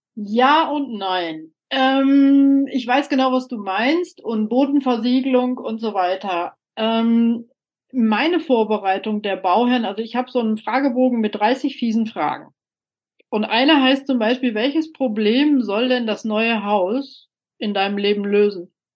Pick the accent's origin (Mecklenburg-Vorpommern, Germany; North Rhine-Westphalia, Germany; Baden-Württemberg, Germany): North Rhine-Westphalia, Germany; Soest; also born or lived in Mülheim an der Ruhr / Dortmund; ich hatte einen Geburtsort, Mülheim-Ruhr, ich bin aufgewachsen in Soest